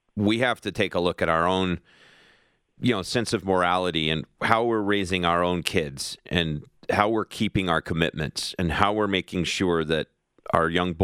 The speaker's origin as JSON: {"language": "English", "region": "Kentucky", "country": "United States", "tie": "born or raised there", "said": "my home state of Kentucky"}